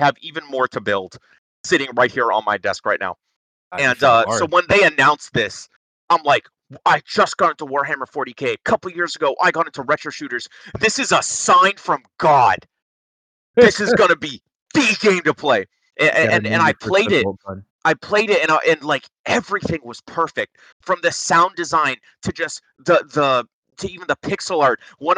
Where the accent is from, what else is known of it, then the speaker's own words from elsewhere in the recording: Massachusetts, United States; I'm from Massachusetts.